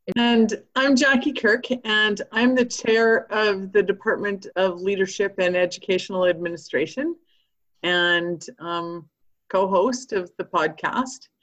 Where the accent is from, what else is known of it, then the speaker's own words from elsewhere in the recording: Climax, Saskatchewan, Canada; I grew up in Climax, Saskatchewan, on a farm outside